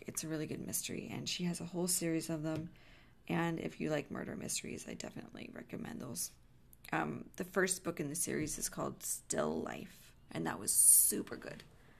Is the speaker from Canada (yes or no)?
yes; Canada; As a Canadian